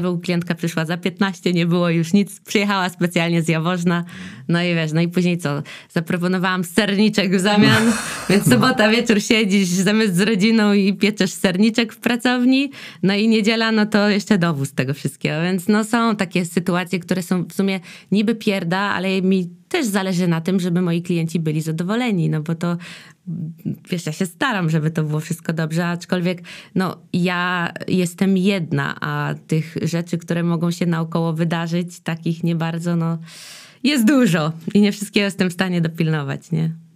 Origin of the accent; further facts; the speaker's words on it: Dębica, Subcarpathian Voivodeship, Poland; now in Silesia, Poland; ja w ogóle jestem z Dębicy, że stamtąd pochodzę